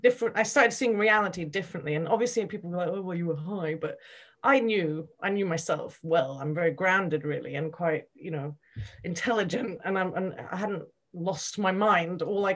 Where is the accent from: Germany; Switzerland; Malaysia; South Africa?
Switzerland; also born or lived in United Kingdom; I grew up in Switzerland and I was at university in the UK.